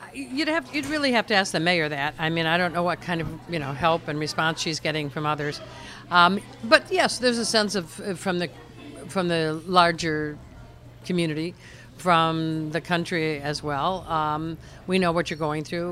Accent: Cleveland, Ohio, United States; also born or lived in Montreal; now in Houston, United States; I grew up in Cleveland

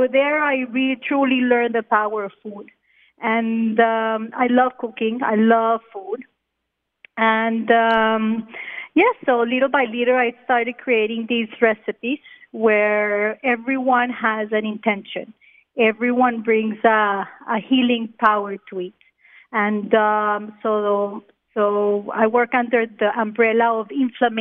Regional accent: Colombia; also born or lived in Australia / Israel; now in Miami, United States; I'm from Colombia.

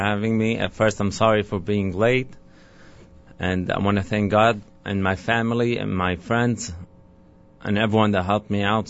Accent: Damascus, Damascus Governorate, Syria; moved away as an adult; now in New York, United States; Yes, I grew up in Damascus, Syria.

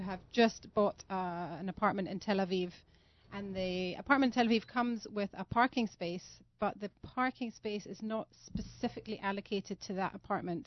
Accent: Scotland, United Kingdom; also born or lived in London; now in Modi'in, Israel; I'm from Scotland

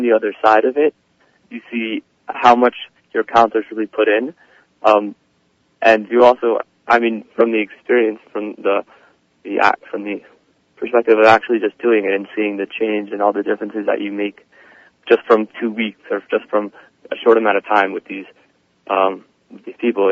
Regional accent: Livingston, New Jersey, United States; I'm from Livingston, New Jersey. I go to um, RKYHS or Kushner. Um, I'm a senior. Um, I, uh, I was born in Livingston

